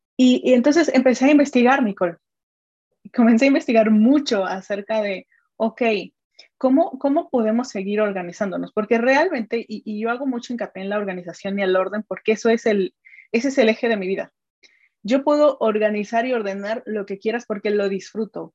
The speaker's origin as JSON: {"language": "Spanish", "country": "Mexico", "said": "soy mexicana, tengo 33 años"}